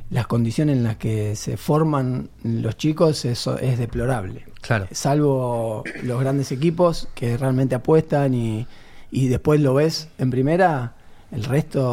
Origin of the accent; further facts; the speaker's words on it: Buenos Aires, Argentina; yo me crié en Lugano